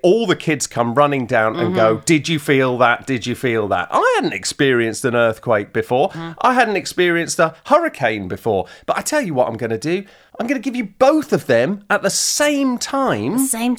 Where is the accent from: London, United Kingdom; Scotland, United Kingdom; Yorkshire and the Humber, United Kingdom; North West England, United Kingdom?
North West England, United Kingdom; Manchester; now in Los Angeles, United States; we're from Manchester.